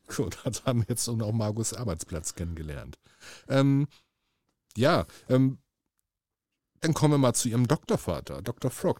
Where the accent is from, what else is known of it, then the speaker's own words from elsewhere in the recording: Hamburg, Germany; als Hamburger Jung, als, als geborener Hamburger, als gebürtiger Hamburger